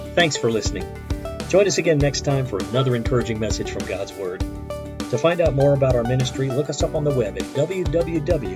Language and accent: English; United States; American Christians